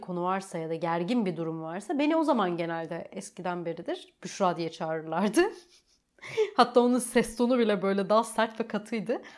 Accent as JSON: {"language": "Turkish", "region": "Trabzon", "country": "Turkey", "tie": "born or raised there", "also_born_or_lived": "Rize / Çamlıhemşin", "first_language": "Turkish", "said": "okul dönemim tamamıyla Trabzon'da başlıyor"}